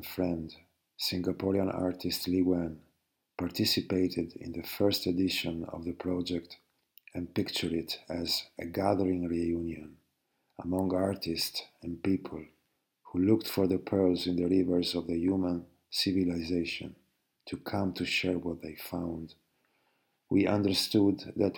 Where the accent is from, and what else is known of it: Venice, Veneto, Italy; born or raised there